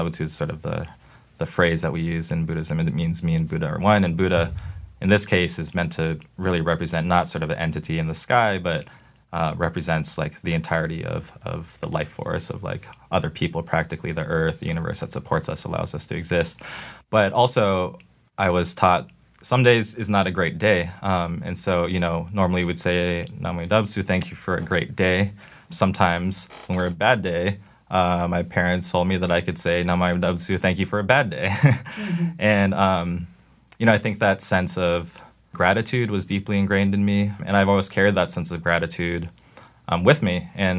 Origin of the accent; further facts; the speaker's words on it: El Cerrito, California, United States; So I grew up in the East Bay in California in a town called El Cerrito.